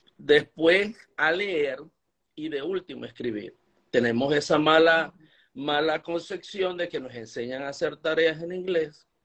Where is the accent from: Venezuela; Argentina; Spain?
Venezuela; moved away as an adult; now in Utah, United States; cuando salí de Venezuela pensé que mi carrera como profesor había terminado